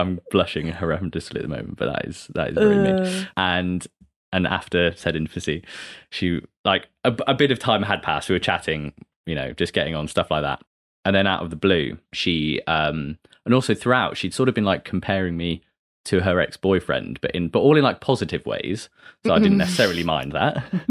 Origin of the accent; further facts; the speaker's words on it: Derby, East Midlands, United Kingdom; now in London, United Kingdom; I'm from Derby and my mum's from Glasgow and my dad's from Birmingham.